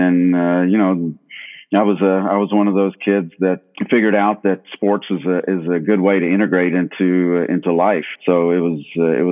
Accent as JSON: {"language": "English", "town": "Lexington", "region": "Kentucky", "country": "United States", "tie": "born or raised there", "also_born_or_lived": "India", "said": "So my family immigrated here from India when I was four. Myself, my parents, and my older brother, we all came around 1972. And so after that, you know, I grew up in Lexington"}